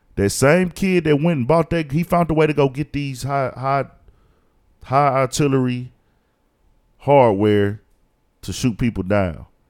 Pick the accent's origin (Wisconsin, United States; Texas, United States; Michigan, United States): Texas, United States; Houston; I was born in Houston, raised in Houston. I've lived in Houston my whole fucking life